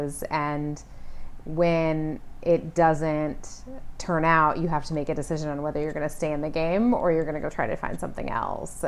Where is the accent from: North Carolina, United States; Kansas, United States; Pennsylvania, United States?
Kansas, United States; born or raised there; moved away